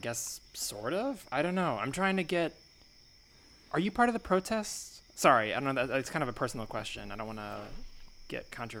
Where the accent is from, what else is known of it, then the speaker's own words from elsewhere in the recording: Oakland, California, United States; I'm from Oakland.